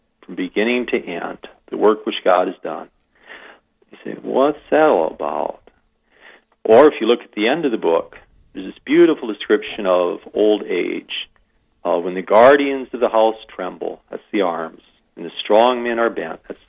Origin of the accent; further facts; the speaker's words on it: Iowa, United States; moved away as an adult; now in Wagner, United States; I'm an import from Iowa.